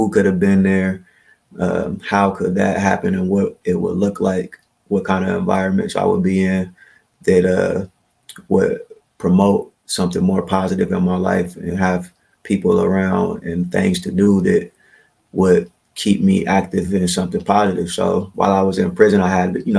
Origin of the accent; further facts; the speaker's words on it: Columbus, Ohio, United States; moved away as an adult; now in Yellow Springs, United States; I'm from Columbus, Ohio